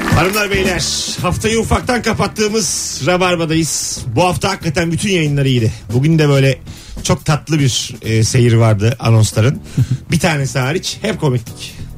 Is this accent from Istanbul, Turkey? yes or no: no; Bursa, Turkey; ben Bursalıyım